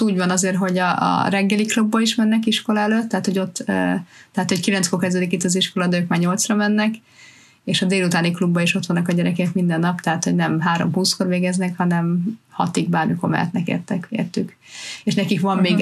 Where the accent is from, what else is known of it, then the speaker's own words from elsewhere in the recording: Hungary; now in United Kingdom; mi mindenketten magyarok vagyunk, magyarul beszélünk itthon